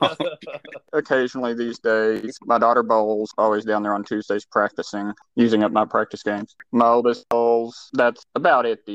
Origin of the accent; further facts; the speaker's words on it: Irving, Texas, United States; I grew up in Irving